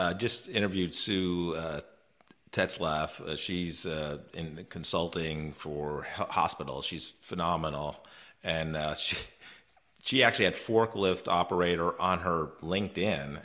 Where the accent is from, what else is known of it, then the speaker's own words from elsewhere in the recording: New York, United States; moved away; I'm from New York originally, about an hour north of the city